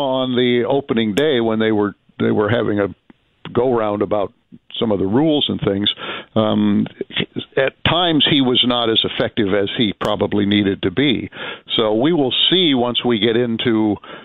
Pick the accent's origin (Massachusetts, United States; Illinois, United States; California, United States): Illinois, United States; I'm a Midwesterner, although I grew up in Illinois and therefore was a Bears fan as a kid